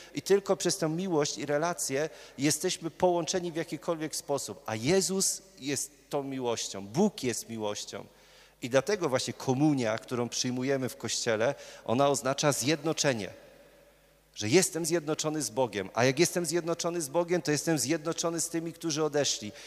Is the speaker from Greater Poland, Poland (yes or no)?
yes; Murowana Goślina, Greater Poland, Poland; moved away as an adult; now in Poznań, Poland; ja pochodzę z murowanej gośliny